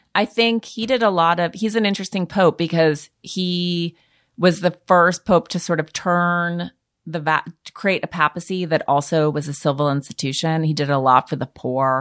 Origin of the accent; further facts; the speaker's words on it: Montana, United States; moved away; being a Montanan, which is a rural state